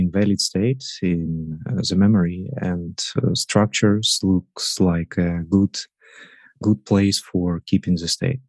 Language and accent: English; Russia; moved away as an adult; now in Hamburg, Germany; I'm originally from Russia, but for 3 years, we with my family live in Hamburg, Germany